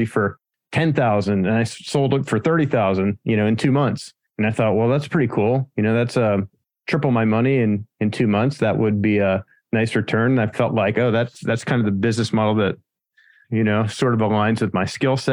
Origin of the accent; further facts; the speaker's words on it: Pennsylvania, United States; moved away as an adult; now in San Diego, United States; I'm from Pennsylvania originally, so the other end of the United States.